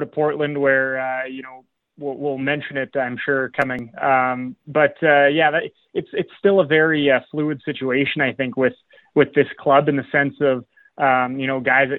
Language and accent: English; Edmonton, Alberta, Canada; moved away as an adult; also born or lived in Melfort, Saskatchewan; now in Swift Current, Canada; born and raised in Edmonton, grew up watching, you know, the Oilers and Oil Kings.